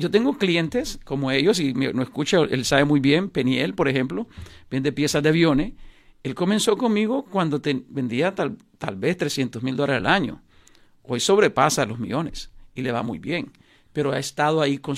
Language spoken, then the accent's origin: Spanish; Nicaragua; Yo soy nicaragüense y lástima, no he hecho nunca un negocio